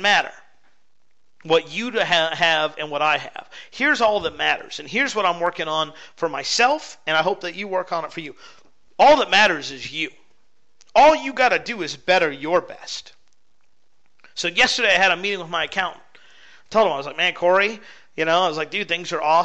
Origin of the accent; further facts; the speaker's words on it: West Coast, United States; I grew up on the West Coast